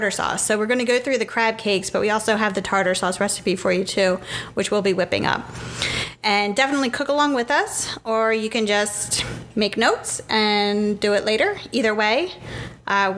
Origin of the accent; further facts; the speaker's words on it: Pennsylvania, United States; We're from Pennsylvania